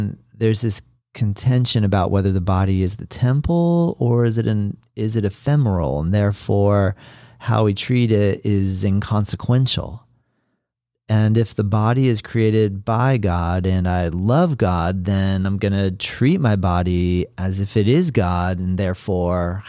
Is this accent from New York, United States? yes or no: no; Florida, United States; I was in my home state of Florida